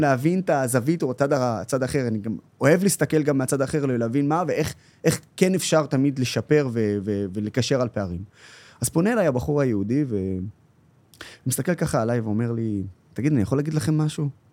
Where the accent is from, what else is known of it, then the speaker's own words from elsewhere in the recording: Haifa, Haifa District, Israel; also born or lived in Nazareth; הילדות שלי, שאני זוכר אותה מלבד בעיר התחתית, איפה שסבא וסבתא שלי אה, היו גרים